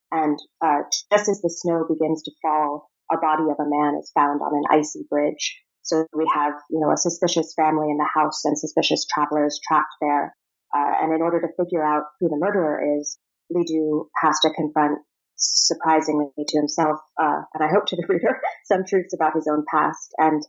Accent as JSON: {"language": "English", "region": "Prague", "country": "Czechia", "tie": "born or raised there", "also_born_or_lived": "Rome, Italy / Moscow, Russia / Virginia, United States", "moved": "yes", "said": "So I was born in Rome, and we lived in Moscow for 5 years after that. So my earliest memories involve a lot of Russian fairy tales, Russian art, picnics in the snow. And after that, we moved to Virginia for a bit and then to Prague, which is where I went to high school."}